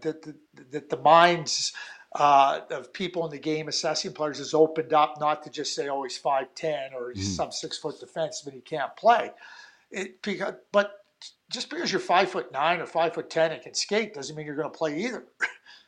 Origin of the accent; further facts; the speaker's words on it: Montreal, Quebec, Canada; growing up in Montreal